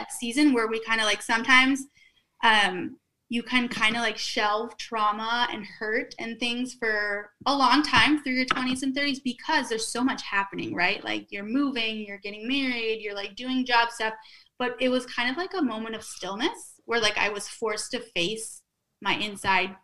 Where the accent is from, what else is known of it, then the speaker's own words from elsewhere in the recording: Minnesota, United States; accent: Minnesota; moved away as an adult; also born or lived in Austin / New York / Memphis; now in Florida, United States; from the Midwest, I guess. And just, I kind of like love going back and wearing flannels and putting on my Minnesota accent